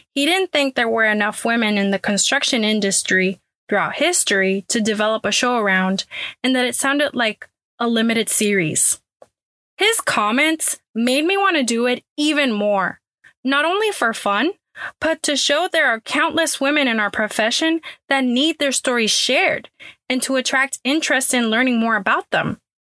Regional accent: Puerto Rico; now in Houston, United States; born and raised in Puerto Rico and now living in Houston, Texas.

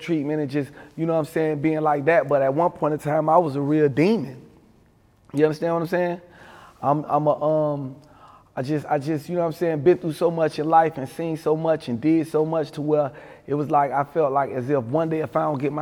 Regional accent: Miami, Florida, United States; growing up in Overtown, man, I grew up in the 4 Cent

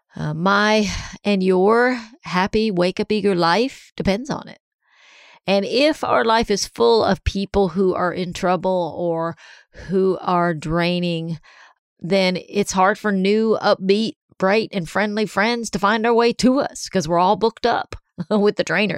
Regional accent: Columbia, South Carolina, United States; moved away; also born or lived in Big Canoe, Georgia; Columbia, South Carolina, my hometown.

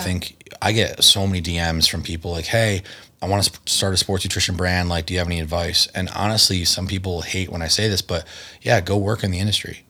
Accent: Connecticut, United States; born or raised there; moved away as an adult; also born or lived in Chicago / Las Vegas

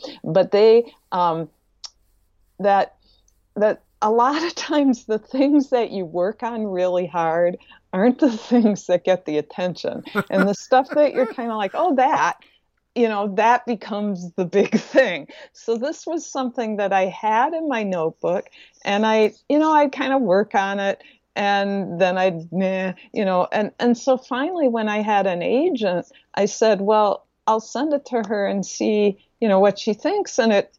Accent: Midwest, United States; also born or lived in Wisconsin / Minnesota; And also of growing up in the Midwest, where snow was pretty much half of your year in Wisconsin and Minnesota.

